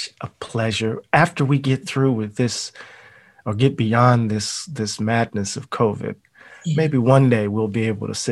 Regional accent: Mississippi, United States; I am from Mississippi

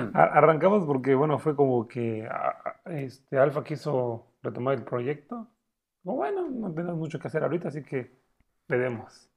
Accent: Chiapas, Mexico; somos de aquí de Chiapas

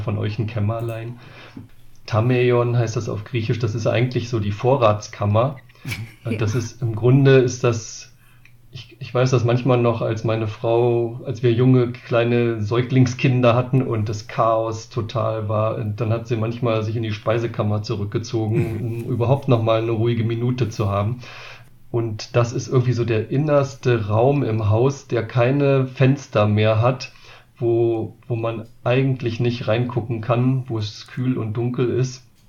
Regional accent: Wolfsburg, Lower Saxony, Germany; now in Marburg, Germany; ich komme auch selbst aus der Bewegung aus Wolfsburg, dort aus der Stadtmission, bin da zum Glauben an Jesus gekommen

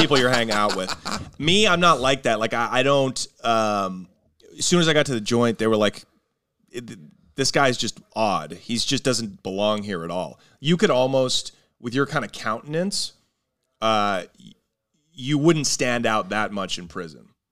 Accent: Portland, Oregon, United States; I'm from Portland

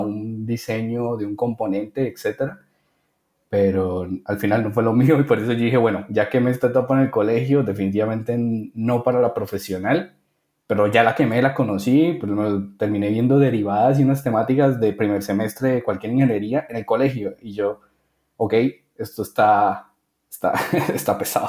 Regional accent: Bucaramanga, Santander, Colombia; de la ciudad de Bucaramanga, yo soy de Bucaramanga

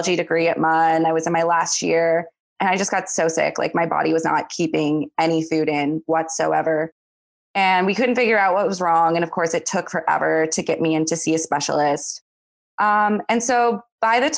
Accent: St. John's, Newfoundland and Labrador, Canada; moved away as an adult; also born or lived in Eastern Canada; I was born and raised here in St. John's

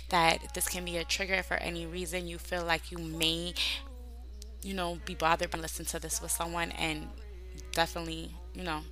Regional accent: New York, United States; I'm from New York. In New York is a diverse people.

